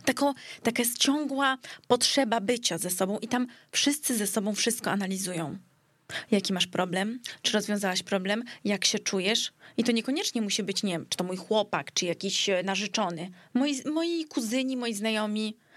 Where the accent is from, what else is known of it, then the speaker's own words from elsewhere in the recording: Greece; now in Warsaw, Poland; Urodziłam w się w Polsce, bo akurat wtedy byliśmy w Polsce, u nas na, na Żelaznej, ale później bardzo długi czas się wychowywałam w Grecji